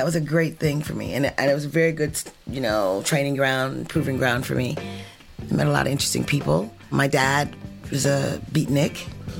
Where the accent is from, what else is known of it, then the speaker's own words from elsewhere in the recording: Chicago, Illinois, United States; moved away; I grew up in Hyde Park in Chicago, and Hyde Park is called Hyde Park because it's near the University of Chicago. It's like an island in the middle of madness